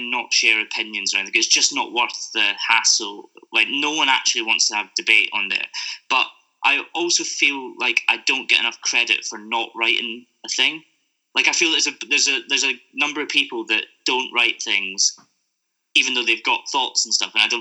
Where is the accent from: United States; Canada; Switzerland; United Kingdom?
United Kingdom; Scotland; moved away; I don't live there anymore